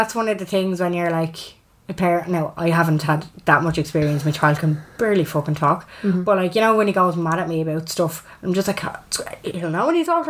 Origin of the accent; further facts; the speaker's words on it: Dublin, County Dublin, Ireland; accent: north side Dublin; I am originally from Finglas